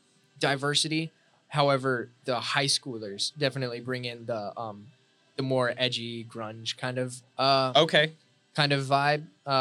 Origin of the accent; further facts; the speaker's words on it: Anthem, Arizona, United States; Which is like North Phoenix.